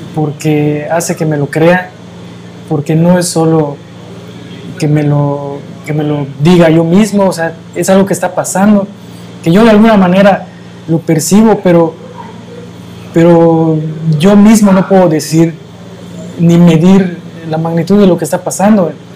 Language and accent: Spanish; Mérida, Yucatán, Mexico; yo nazco en la ciudad de Mérida